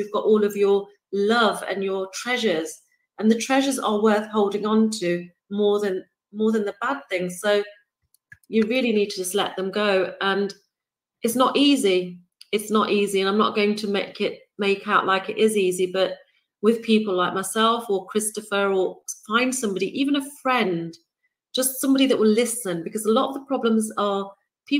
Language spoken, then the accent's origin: English; United Kingdom; I'm born and raised in the United Kingdom, if my accent hasn't given it away